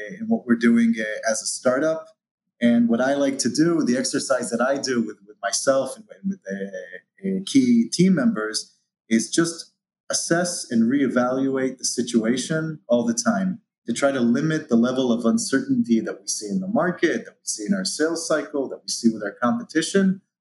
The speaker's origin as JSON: {"language": "English", "country": "Israel", "tie": "born or raised there", "said": "originally born and raised in Israel"}